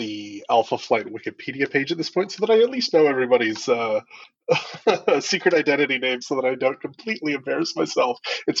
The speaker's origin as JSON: {"language": "English", "country": "Canada", "said": "I'm from Canada."}